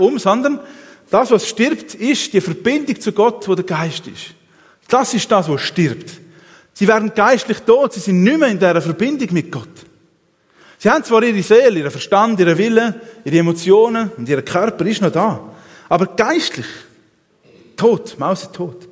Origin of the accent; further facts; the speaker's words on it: Switzerland; als Schweizer